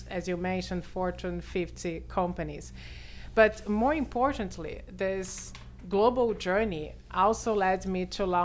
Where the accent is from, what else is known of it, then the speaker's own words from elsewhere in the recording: Brazil; accent: Brazilian; English is a second language; now in New York, United States; I'm a Brazilian actuary.